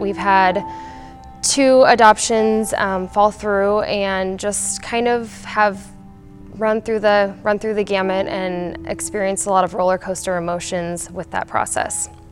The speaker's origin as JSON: {"language": "English", "town": "Kearney", "country": "United States", "tie": "born or raised there", "moved": "as an adult", "lives_now": "Aurora", "said": "I grew up in Kearney Free and in Kearney, and I moved to Aurora when I married my husband Jonathan"}